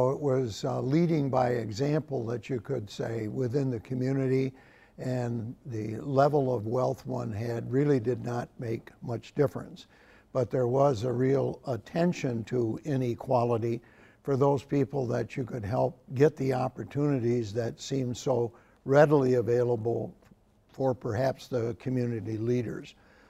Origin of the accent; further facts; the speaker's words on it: Carthage, New York, United States; the small towns in northern New York, where I grew up in Carthage